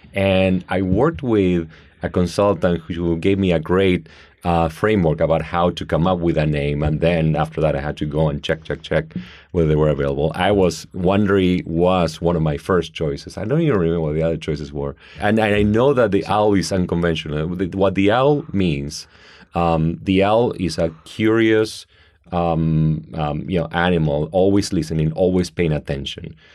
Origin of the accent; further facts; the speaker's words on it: Argentina; now in United States; I grew up in Argentina in a great um, traditional middle class family